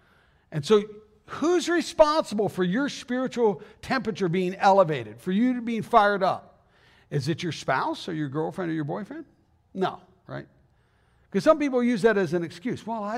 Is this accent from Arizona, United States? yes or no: yes; Arizona, United States; moved away as an adult; I mean, I came from Arizona, Southern Arizona, back in 1987.